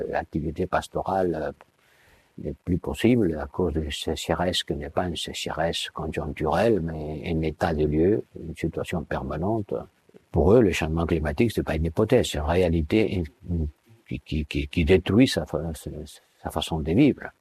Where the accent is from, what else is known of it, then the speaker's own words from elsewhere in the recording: Somalia; Je viens de la Somalie